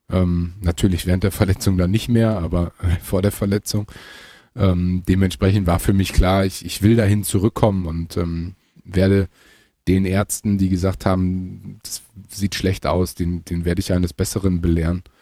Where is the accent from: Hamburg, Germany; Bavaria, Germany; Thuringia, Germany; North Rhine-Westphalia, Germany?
North Rhine-Westphalia, Germany; Münster; ich komme ja selber aus Münster, ähm, was so circa 35, 40 Minuten von Gelsenkirchen entfernt ist.